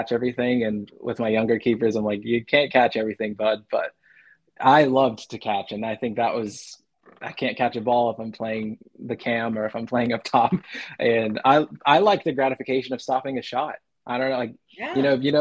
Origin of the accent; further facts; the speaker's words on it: Arizona, United States; now in Huntsville, United States; I grew up, growing up in Arizona, mountain time